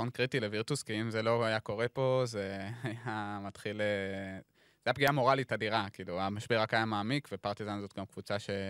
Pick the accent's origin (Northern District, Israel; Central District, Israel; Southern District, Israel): Central District, Israel; Hefer Valley; אני בא מעמק חפר, זה אזור של חקלאות.